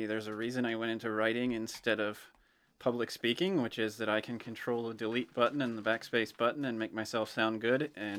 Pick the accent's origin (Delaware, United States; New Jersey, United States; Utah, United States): Delaware, United States; Greenwood; also born or lived in Ohio; I'm from Greenwood. I spent a number of years in Ohio, and then we moved back to Delaware in 2013.